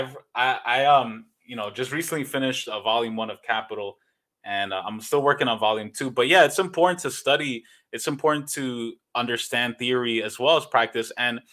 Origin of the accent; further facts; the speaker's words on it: New York City, New York, United States; now in Los Angeles, United States; I'm born and raised in New York. And I grew up in a neighborhood of New York called Jamaica, Queens